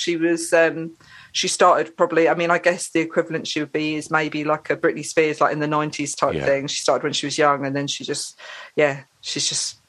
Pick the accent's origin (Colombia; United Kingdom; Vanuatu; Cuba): United Kingdom; England; England's my home country, but Lebanon's my home from home.